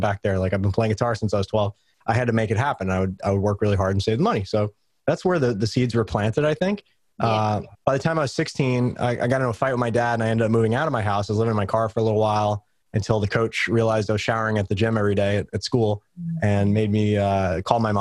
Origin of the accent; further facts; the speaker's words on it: New York, United States; I grew up in New York